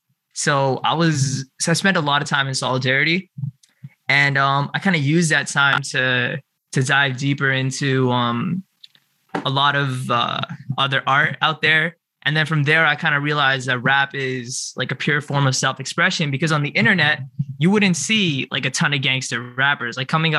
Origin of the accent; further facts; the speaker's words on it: Queens, New York, United States; because we moved out from Queens, where we were subject to a lot more bias and struggle when I was very young.